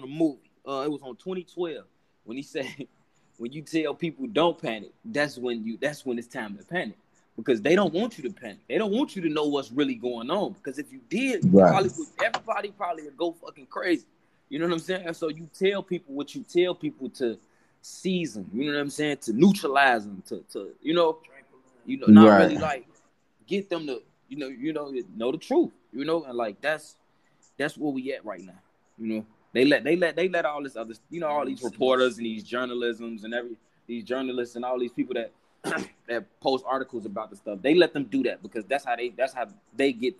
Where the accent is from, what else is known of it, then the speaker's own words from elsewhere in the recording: Chicago, Illinois, United States; I'm from Chicago